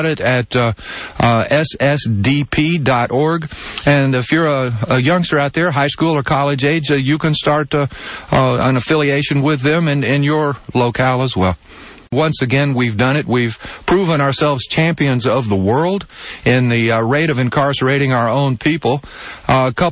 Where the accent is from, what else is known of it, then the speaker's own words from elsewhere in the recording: Texas, United States; my home state of Texas